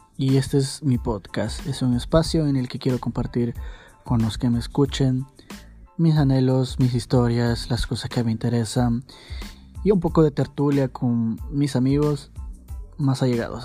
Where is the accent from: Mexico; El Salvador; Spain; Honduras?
El Salvador; soy de El Salvador